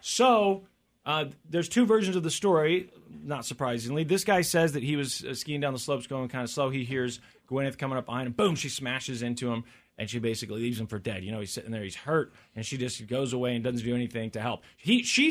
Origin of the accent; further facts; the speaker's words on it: Missouri, United States; I'm from Missouri